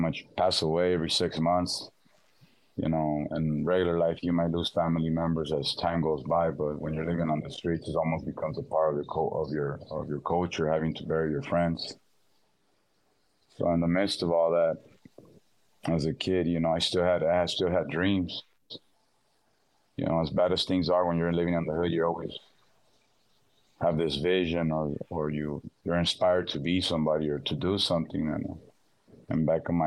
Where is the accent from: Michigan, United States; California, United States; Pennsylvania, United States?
California, United States; Los Angeles; I was born and raised in South Central